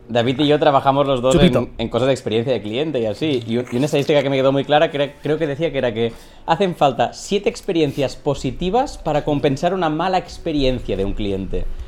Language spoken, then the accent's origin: Spanish; Catalonia, Spain; soy un creador catalán que se pasa al castellano